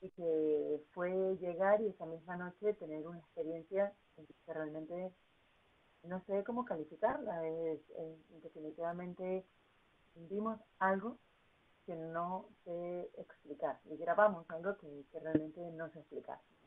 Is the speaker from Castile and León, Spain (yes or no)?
no; Tenerife, Canary Islands, Spain; moved away as an adult; also born or lived in United States; ahora lo estoy haciendo desde, mi tierra natal